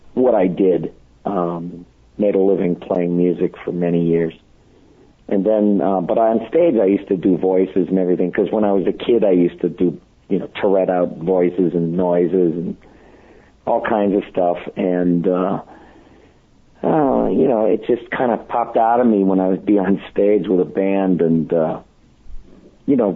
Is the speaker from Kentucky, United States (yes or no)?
no; Boston, Massachusetts, United States; also born or lived in New York; now in Los Angeles, United States; I had a friend that I grew up with in Boston